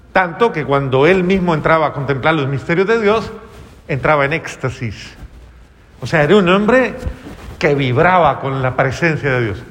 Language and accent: Spanish; Colombia; Hay una frase en mi país